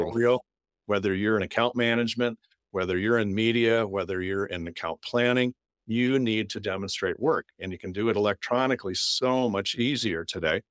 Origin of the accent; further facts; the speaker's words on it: North Dakota, United States; now in Minnesota, United States; growing up in North Dakota, you don't have any professional teams